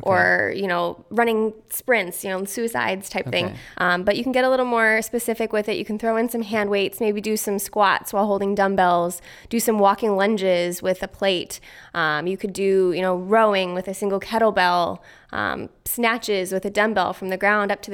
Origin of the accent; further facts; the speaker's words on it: Seattle, Washington, United States; moved away; I grew up in Seattle.